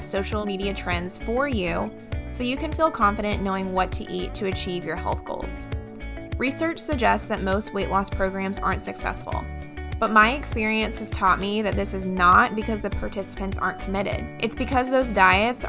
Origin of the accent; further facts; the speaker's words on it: Raleigh, North Carolina, United States; moved away; I'm from Raleigh